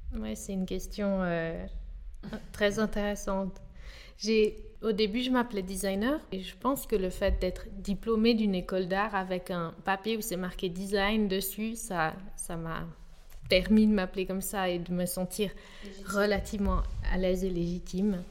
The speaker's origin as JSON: {"language": "French", "region": "Geneva", "country": "Switzerland", "tie": "born or raised there", "said": "j'ai grandi à Genève."}